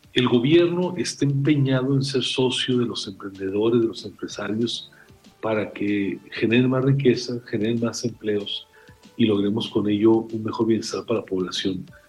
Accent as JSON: {"language": "Spanish", "country": "Mexico", "said": "a mí como mexicano"}